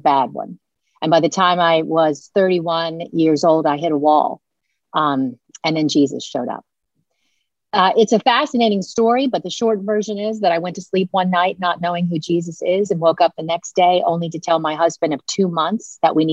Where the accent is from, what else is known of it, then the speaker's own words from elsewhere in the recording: Washington, District of Columbia, United States; I was born in Washington, D.C., heavily influenced by the media there